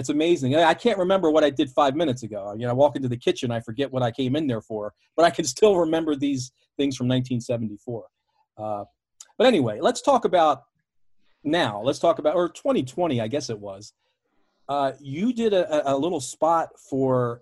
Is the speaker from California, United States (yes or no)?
no; Baltimore, Maryland, United States; I grew up in Baltimore watching WWWF All-Star Wrestling on Channel 20 in Washington every Saturday at 11 a.m.